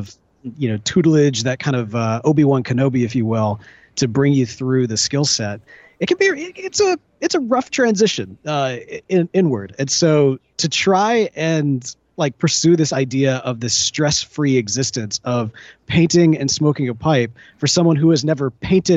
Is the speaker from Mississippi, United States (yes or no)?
yes; Jackson, Mississippi, United States; moved away as an adult; also born or lived in Memphis, Tennessee; I had just moved from my home town in Jackson, Mississippi.